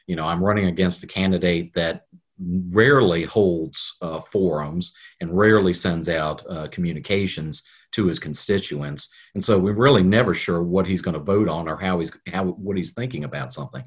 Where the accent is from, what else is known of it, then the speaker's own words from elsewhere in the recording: Richmond, Virginia, United States; grew up in Richmond. Um, I love Richmond. I was, you know, born at MCV, uh, grew up in the first district.